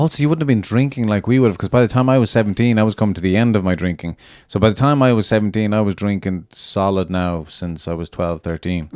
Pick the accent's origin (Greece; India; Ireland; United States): Ireland; moved away as an adult; also born or lived in London; celebrating being Irish